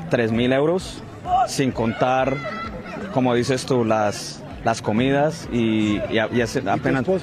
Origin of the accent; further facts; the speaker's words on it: Colombia; no que no somos como Kylian Mbappé, siendo colombianos y teniendo a Lucho Díaz, que es un jugador buenísimo de nuestra selección